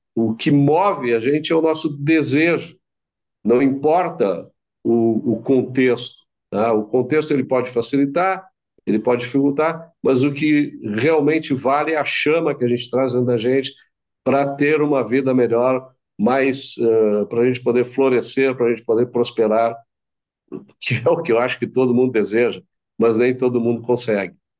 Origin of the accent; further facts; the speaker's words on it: Brazil; Nosso país, a gente insiste que nós somos brasileiros